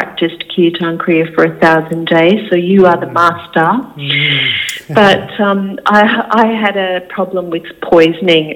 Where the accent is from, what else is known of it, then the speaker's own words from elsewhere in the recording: Sunshine Coast, Queensland, Australia; I was born on the Sunshine Coast in Queensland, and my parents had 8 children all together